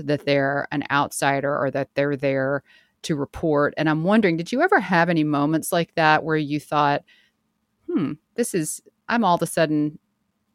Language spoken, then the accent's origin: English; the South, United States; I grew up in the South too